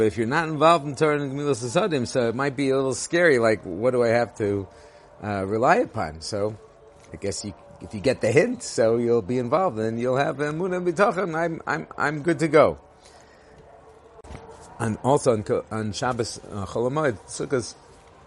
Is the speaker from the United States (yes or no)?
yes; Los Angeles, California, United States; now in Israel; I grew up in Los Angeles